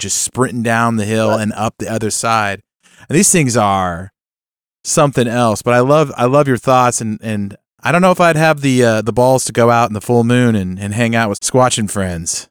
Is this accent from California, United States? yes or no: yes; Northern California, United States; Luke and I grew up in Northern California